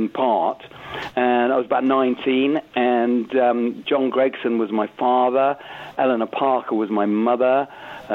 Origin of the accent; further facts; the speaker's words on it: Southport, North West England, United Kingdom; I'm northern. I'm from Southport